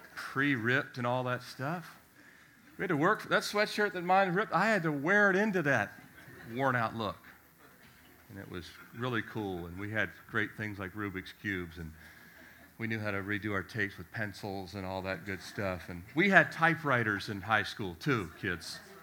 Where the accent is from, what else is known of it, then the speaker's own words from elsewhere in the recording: Annapolis, Maryland, United States; moved away; also born or lived in Richmond, Virginia / Miami, Florida; I was born in Annapolis, Maryland.